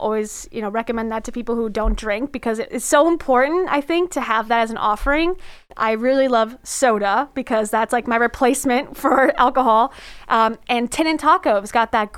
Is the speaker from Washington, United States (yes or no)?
no; South Florida, United States; now in Orlando, United States; I'm a beach girl. I'm from South Florida, so beach.